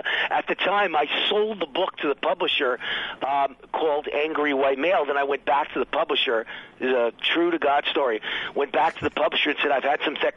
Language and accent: English; New York City, New York, United States; a white kid growing up on the Bronx borderline in a very working class, middle class neighborhood